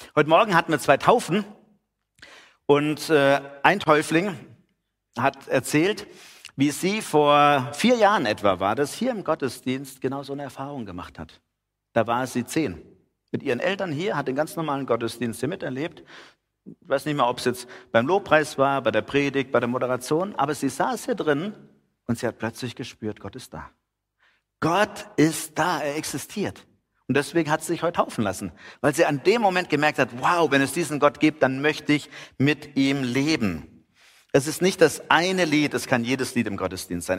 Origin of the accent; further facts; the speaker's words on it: Heidenheim an der Brenz, Baden-Württemberg, Germany; Man hier als Heidenheimer, wir kennen uns ja mit Nebel aus